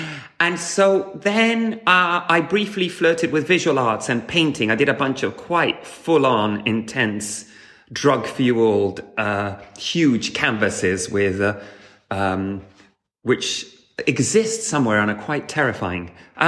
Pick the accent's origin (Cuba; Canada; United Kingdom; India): Cuba; Havana; So, I grew up in Havana, Cuba, and my parents were socialists who were looking for an alternative to some frustrations they had with their life in Europe.